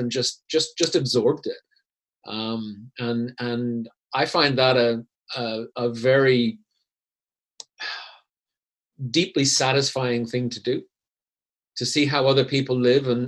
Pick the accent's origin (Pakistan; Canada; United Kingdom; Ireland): Canada; moved away as an adult; also born or lived in Vancouver / Zurich, Switzerland; now in Switzerland; growing up in Canada where it's not that old and things are relatively homogeneous